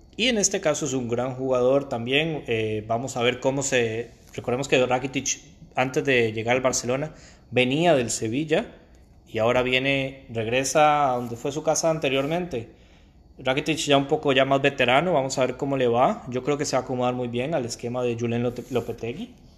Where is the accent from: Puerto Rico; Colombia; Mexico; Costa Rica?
Costa Rica; como decimos en mi país, Costa Rica